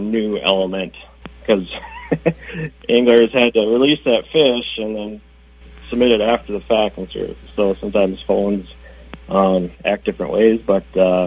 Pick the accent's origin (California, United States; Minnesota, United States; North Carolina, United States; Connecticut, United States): Minnesota, United States; Bemidji; I grew up in the Bemidji area